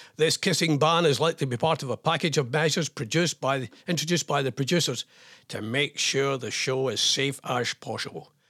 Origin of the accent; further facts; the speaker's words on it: Scotland, United Kingdom; I'm Scottish.